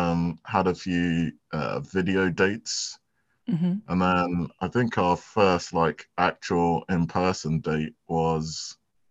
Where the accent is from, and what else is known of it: Kent, South East England, United Kingdom; born or raised there; also born or lived in Ghana